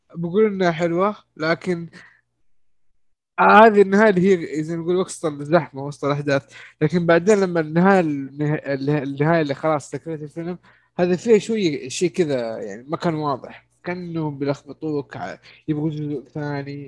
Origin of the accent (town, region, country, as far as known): Saudi Arabia